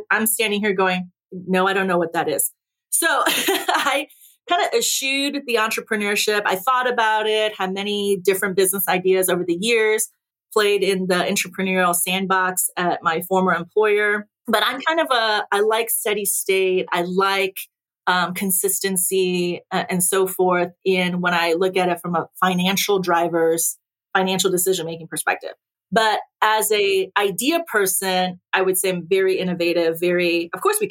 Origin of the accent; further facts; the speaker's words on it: Naperville, Illinois, United States; English is a second language; I went home to Naperville, and I actually ran my old high school route